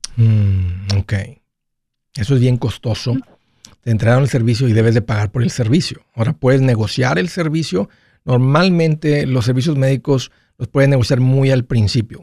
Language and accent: Spanish; Matamoros, Tamaulipas, Mexico; moved away; en Matamoros, de donde yo vengo